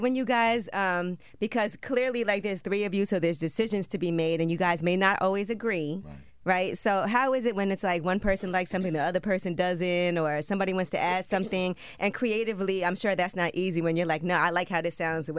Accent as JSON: {"language": "English", "town": "Brooklyn", "region": "New York", "country": "United States", "said": "I'm from Brooklyn."}